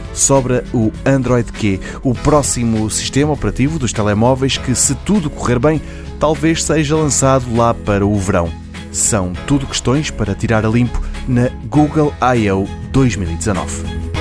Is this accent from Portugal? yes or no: yes; Portugal